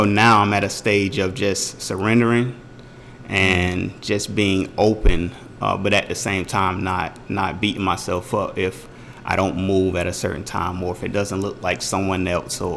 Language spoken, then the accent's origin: English; Jacksonville, Florida, United States; moved away as an adult; now in Augusta, United States; I'm from Jacksonville, Florida, born and raised.